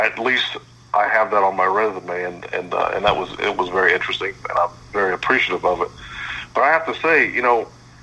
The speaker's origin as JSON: {"language": "English", "town": "Columbus", "region": "Ohio", "country": "United States", "tie": "born or raised there", "said": "I'm born and raised in Columbus, Ohio, still here"}